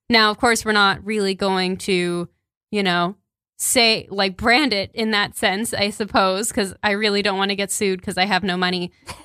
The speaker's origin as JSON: {"language": "English", "region": "Texas", "country": "United States"}